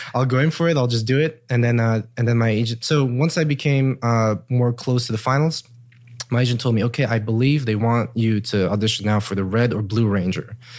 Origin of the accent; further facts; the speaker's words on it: Luxembourg; also born or lived in Germany; now in Los Angeles, United States; I come from Luxembourg.